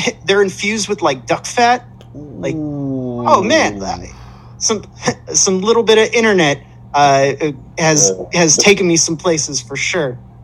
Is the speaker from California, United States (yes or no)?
yes; Southern California, United States; I grew up out here